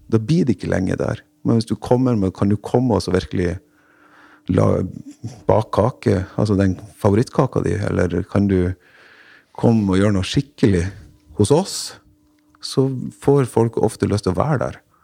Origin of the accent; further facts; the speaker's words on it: Rognan, Nordland, Norway; moved away; hjemme på Rognan, der jeg kommer fra